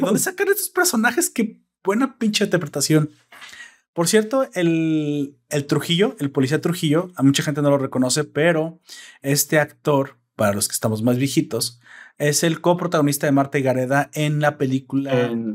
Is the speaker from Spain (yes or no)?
no; Mexico; en mi país, en mi balaciado y hermoso país